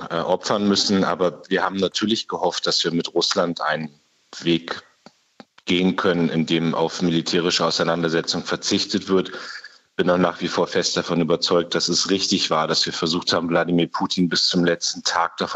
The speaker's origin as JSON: {"language": "German", "town": "Munster", "region": "Lower Saxony", "country": "Germany", "tie": "born or raised there", "said": "Ich habe mir jetzt die Woche gerade die Ausbildung der ukrainischen mhm. Soldaten in meiner Heimatstadt Munster am Leo 2 angeguckt"}